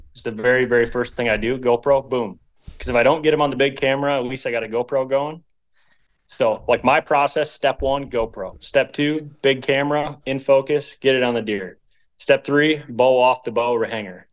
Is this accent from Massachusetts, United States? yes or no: no; Michigan, United States; We're all from Michigan